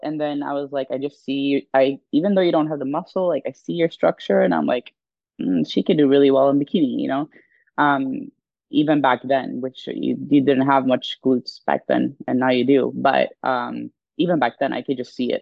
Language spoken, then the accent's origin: English; Stockholm, Stockholm County, Sweden; moved away as an adult; now in United States; I was born and raised in Stockholm, Sweden